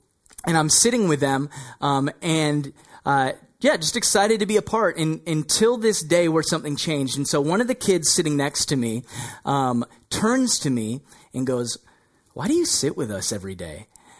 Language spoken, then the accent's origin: English; Burlington, Ontario, Canada; also born or lived in Toronto; I was born in the Toronto area and I lived in Burlington, Ontario.